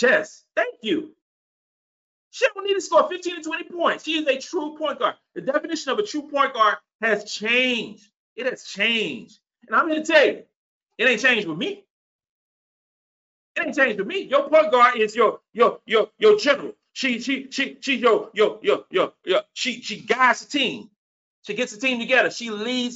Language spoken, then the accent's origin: English; South Carolina, United States; This is South Carolina, a little small state in the country with the dirt roads and the no stoplights. Because we didn't get a stoplight in my hometown till I was grown